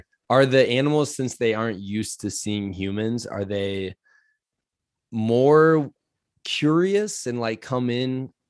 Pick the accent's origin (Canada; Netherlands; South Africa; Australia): Canada; And as a Canadian, I want to apologize to you because it's Canada's northernmost island.